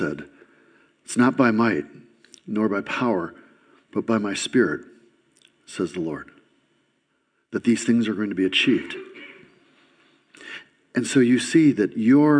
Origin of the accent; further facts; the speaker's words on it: Lansing, Michigan, United States; also born or lived in Grass Lake, Michigan; When I was a kid, I grew up in Lansing, and for the first 10 years of my life, I was in an environment that was perfect in many ways.